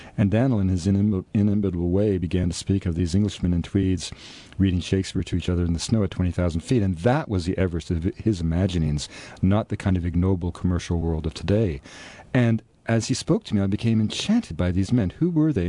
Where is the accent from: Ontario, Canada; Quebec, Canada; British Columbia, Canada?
British Columbia, Canada; Vancouver; the house I was born in Vancouver